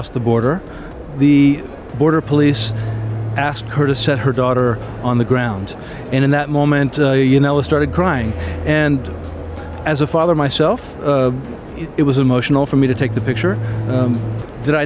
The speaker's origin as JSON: {"language": "English", "country": "United States", "also_born_or_lived": "Latin America / Mexico", "moved": "as an adult", "said": "I'm an American"}